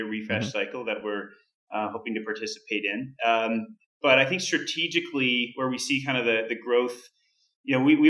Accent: Canada; I'm Canadian

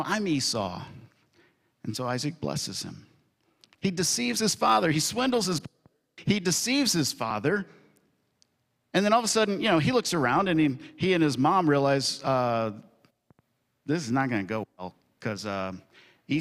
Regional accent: Kentucky, United States; I'm from Kentucky

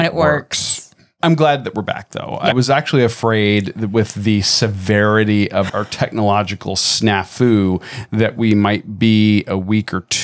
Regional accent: Tampa, Florida, United States; moved away; my hometown, Tampa, Florida.

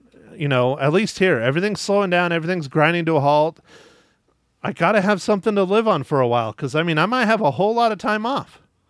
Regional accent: Prescott, Arizona, United States; I'm from Prescott.

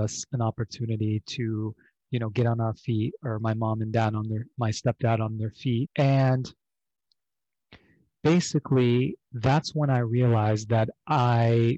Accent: Beirut, Beirut Governorate, Lebanon; moved away; I grew up originally overseas in Beirut, Lebanon, during the civil war that lasted from 1975 to 1990.

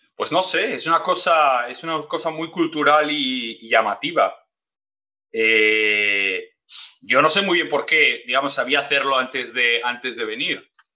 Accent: Gijón, Asturias, Spain; born or raised there

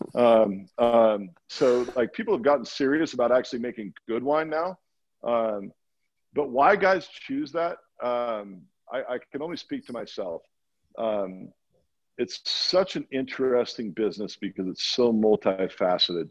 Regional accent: Walla Walla, Washington, United States; moved away as an adult; also born or lived in Boston; I grew up in Walla Walla, Washington

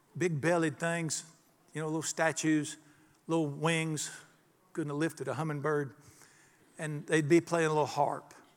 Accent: Charlotte, North Carolina, United States; the day I was born in the Catholic hospital in Charlotte

